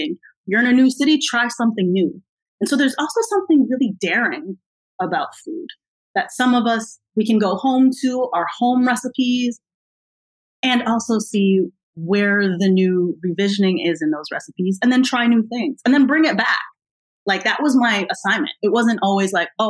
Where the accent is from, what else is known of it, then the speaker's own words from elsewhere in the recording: United States; I'm American